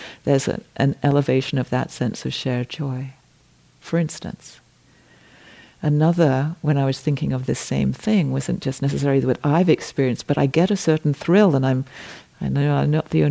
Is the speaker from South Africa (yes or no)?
no; England, United Kingdom; I am English